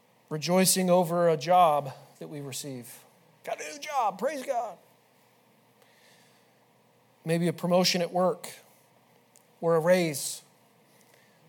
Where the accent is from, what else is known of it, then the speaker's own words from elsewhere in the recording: the West, United States; moved away; I'm from the West